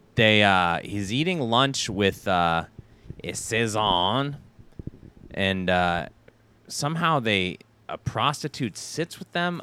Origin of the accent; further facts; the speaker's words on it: United States; I'm a Amer-, I'm an American